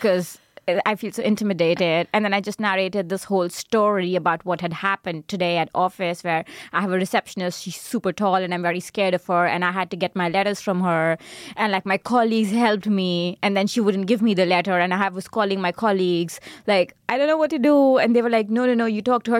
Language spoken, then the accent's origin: English; India; moved away as an adult; also born or lived in Darmstadt, Germany; now in Berlin, Germany; being Indian